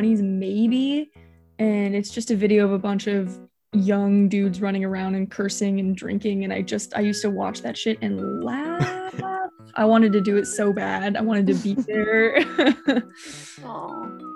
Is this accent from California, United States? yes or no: yes; Long Beach, California, United States; I'm born and raised in Long Beach